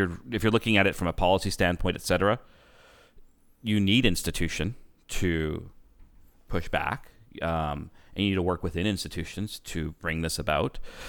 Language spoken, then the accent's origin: English; Canada; I'm like, because we're Canadian.